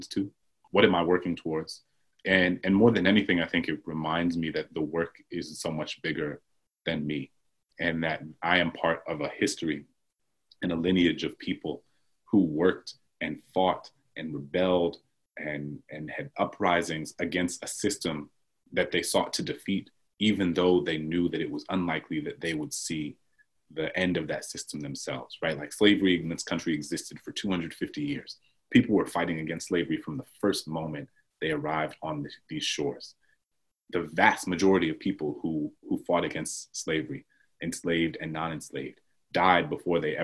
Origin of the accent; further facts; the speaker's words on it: New Orleans, Louisiana, United States; I grew up Catholic in New Orleans